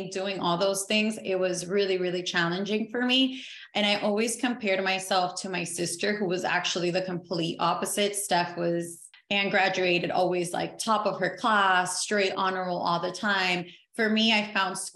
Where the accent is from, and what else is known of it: Miami, Florida, United States; born or raised there; also born or lived in Caracas, Venezuela